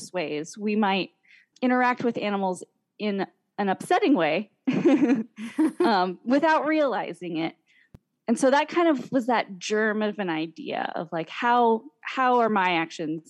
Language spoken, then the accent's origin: English; Pacific Northwest, United States; I grew up here in the Pacific Northwest